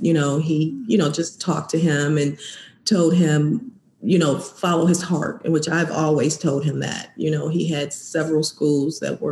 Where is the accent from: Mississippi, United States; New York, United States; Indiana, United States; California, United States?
Indiana, United States; Valparaiso; moved away; from Valparaiso, Indiana, where we're originally from